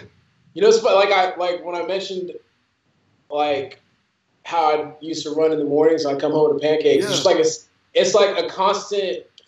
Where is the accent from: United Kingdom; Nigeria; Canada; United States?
Nigeria; since I'm Nigerian, she used to cook us it's fried yam with eggs.